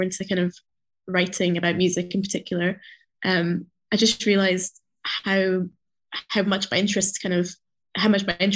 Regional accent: Edinburgh, Scotland, United Kingdom; when I was a kid growing up in Edinburgh, here in Scotland.

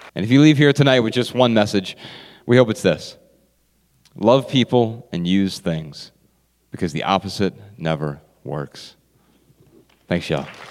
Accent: Dayton, Ohio, United States; moved away as an adult; I grew up in Dayton, Ohio

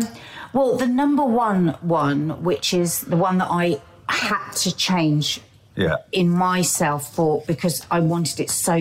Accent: London, United Kingdom; we went to proper South London schools. We were out in the street playing with South London kids.

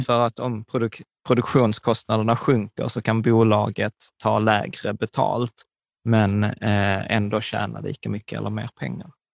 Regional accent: Skåne, Sweden; accent: Scanian (skånska); på skånska och med skitdålig dialekt

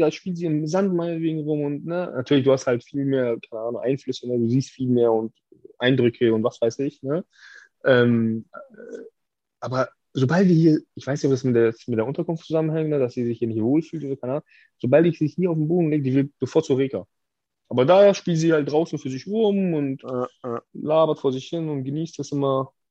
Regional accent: Hamburg, Germany; Ich bin ja aus Wilhelmsburg.

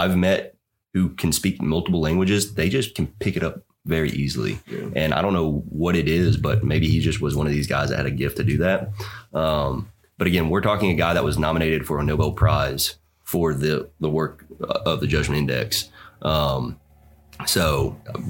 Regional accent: East Coast, United States; I grew up on the East Coast

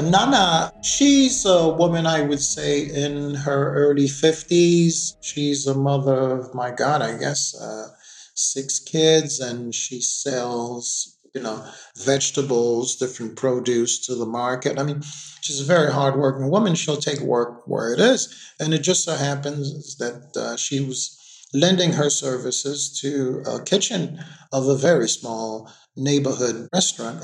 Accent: New York City, New York, United States; moved away as an adult; also born or lived in Haiti; now in Port-au-Prince, Haiti; I basically uh, grew up in New York City

